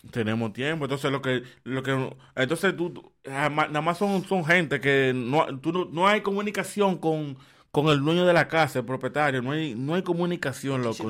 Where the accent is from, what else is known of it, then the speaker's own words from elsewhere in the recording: Dominican Republic; now in Barnaul, Russia; en Dominicana, en mi país, si tú eres extranjero, tú consigues apartamentos rápido